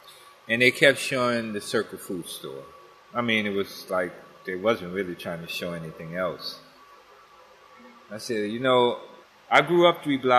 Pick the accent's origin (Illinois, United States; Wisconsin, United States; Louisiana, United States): Louisiana, United States; New Orleans; moved away as an adult; also born or lived in New York City; Seventh Ward, born and raised, went to St. Peter Claver, A.J. Bell, and St. Augustine High School.